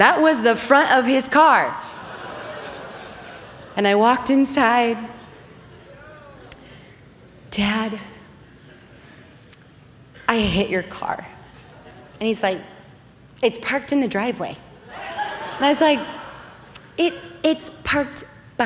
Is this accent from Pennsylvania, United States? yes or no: no; Oregon, United States; where I grew up in Oregon, we got a lot of snow